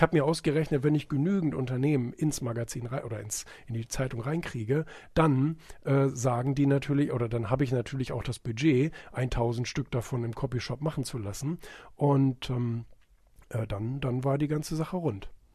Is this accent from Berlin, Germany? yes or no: no; Bremen, Germany; moved away; also born or lived in Rotenburg; das ist mein Geburtsort